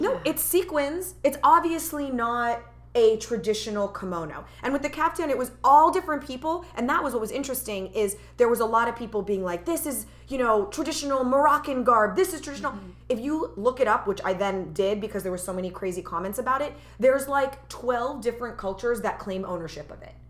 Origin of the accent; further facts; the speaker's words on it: United States; born and raised as an American, I feel like all of those cultural identities are part of me as well because I grew up with them